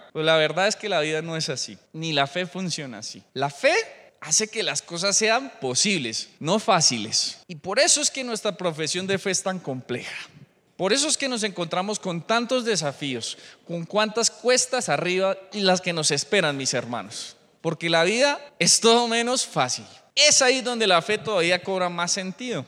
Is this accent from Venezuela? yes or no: no; Colombia; somos gentiles colombianos